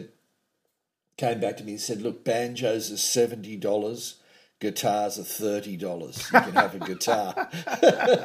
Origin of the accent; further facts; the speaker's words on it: north coast of New South Wales, Australia; also born or lived in Casino, New South Wales / Dunoon, New South Wales / Byron Bay, New South Wales / Macksville, New South Wales; I was born in the New South Wales town of Casino on the north coast of New South Wales